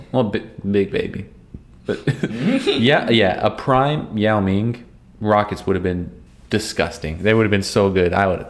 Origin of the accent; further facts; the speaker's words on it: Phoenix, Arizona, United States; growing up in Phoenix